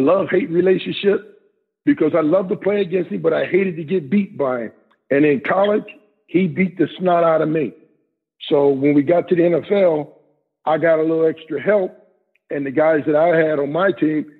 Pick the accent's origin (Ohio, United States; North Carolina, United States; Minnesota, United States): Ohio, United States; Cleveland; I'm from Cleveland